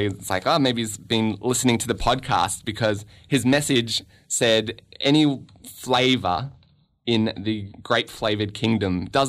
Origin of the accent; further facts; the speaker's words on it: Canada; I am a Canadian citizen